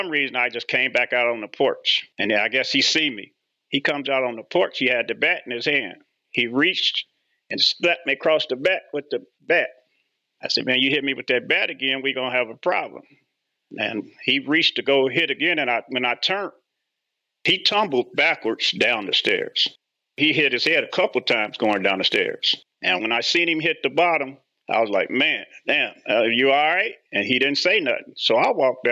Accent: Indianapolis, Indiana, United States; moved away as an adult; also born or lived in Elkhart, Indiana; I grew up in Indianapolis, went to George Washington High School

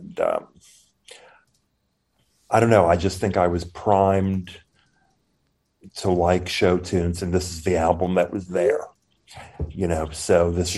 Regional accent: New York, United States; I grew up in New York

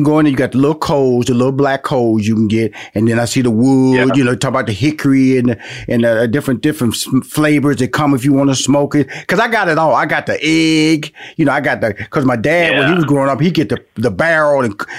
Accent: Houston, Texas, United States; I was born and raised in Houston, Texas, where, you know, I grew up in a black neighborhood.

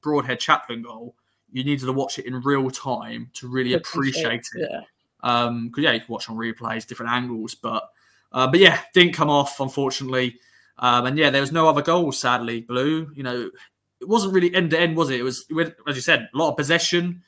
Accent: Suffolk, East of England, United Kingdom; accent: Suffolk; my Suffolk accent

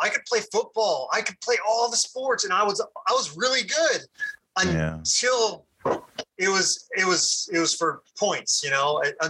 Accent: Puerto Rico; When you're in school and then you come across another Puerto Rican dude, it's like, hey man, we got something in common.

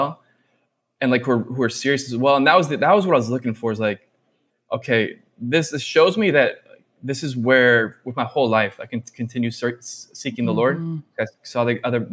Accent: Orange County, California, United States; I grew up in Orange County, California.

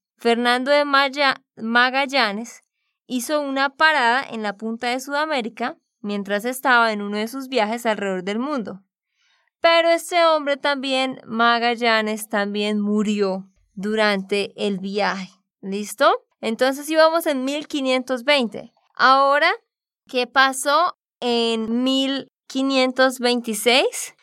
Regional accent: Santander, Colombia; de Santander, Colombia

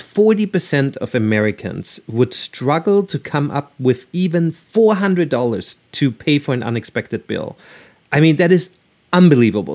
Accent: Austria; now in United States; I'm originally from Austria

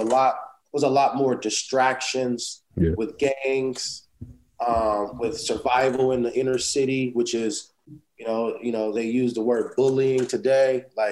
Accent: Inglewood, California, United States; also born or lived in Los Angeles; basically born in Los Angeles. But yep. I was born and raised, should I say, in Inglewood.

